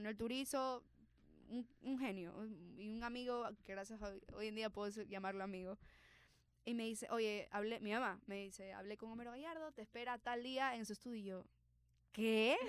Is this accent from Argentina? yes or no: no; Ecuador; yo estoy en Ecuador, que soy latina, que tengo que aprender a abrazar lo que soy, o sea, exacto, mis raíces